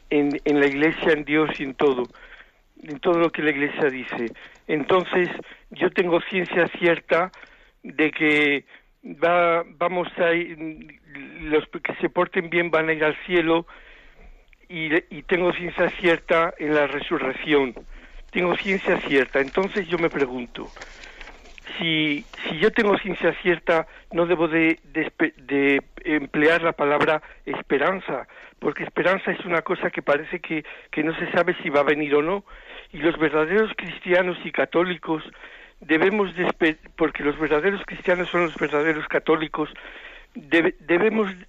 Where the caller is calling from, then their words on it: Zamora, Castile and León, Spain; Yo soy de Zamora, Padre Munilla.